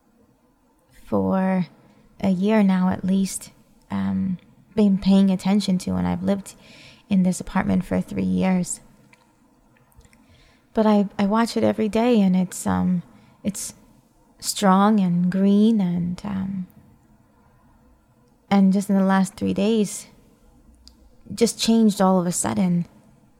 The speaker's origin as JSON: {"language": "English", "region": "New York", "country": "United States", "tie": "born or raised there", "moved": "yes", "said": "I grew up seeing in New York"}